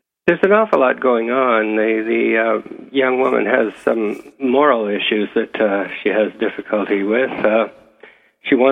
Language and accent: English; a small town north of Toronto, Ontario, Canada; I'm from Toronto originally, but I grew up in a small town north of here